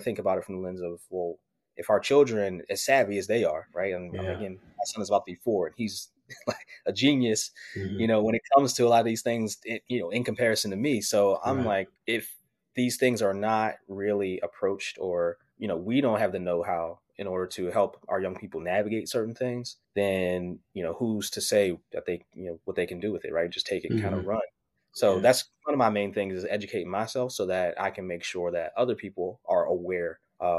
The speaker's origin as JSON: {"language": "English", "town": "Pittsburgh", "region": "Pennsylvania", "country": "United States", "said": "I'm originally from Pittsburgh, Pennsylvania"}